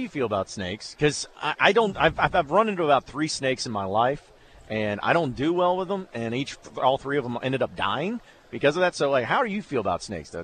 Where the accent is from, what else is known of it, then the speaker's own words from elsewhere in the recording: Fayetteville, United States; I'm from Fayetteville